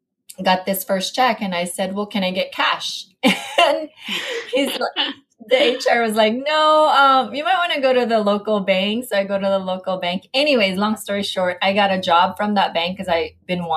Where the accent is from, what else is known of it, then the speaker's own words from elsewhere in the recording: Philippines; moved away as an adult; also born or lived in Southern California; now in United States; I was born and raised in the Philippines